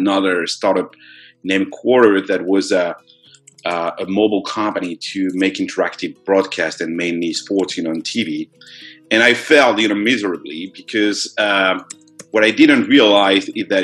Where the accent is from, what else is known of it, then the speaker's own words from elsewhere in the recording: France; I was born in France, so I'm French